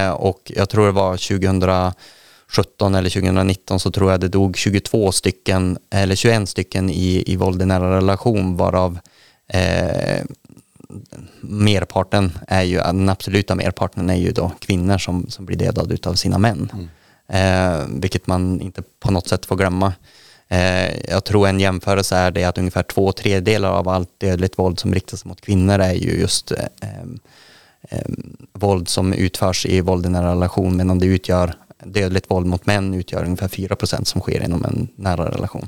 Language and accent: Swedish; Västerbotten County, Sweden; jag är i Västerbotten. Sen är jag född i inlandet